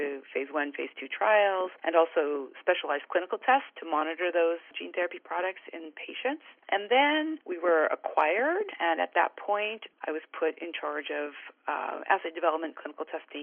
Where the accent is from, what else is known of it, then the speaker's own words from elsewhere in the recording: Canada; moved away as an adult; also born or lived in British Columbia / San Diego; I'm originally Canadian, and I graduated from the University of British Columbia